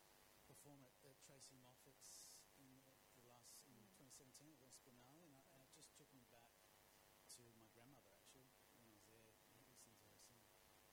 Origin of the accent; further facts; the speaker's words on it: Greece; this is about my journey through various spaces and time and growing up in Greece.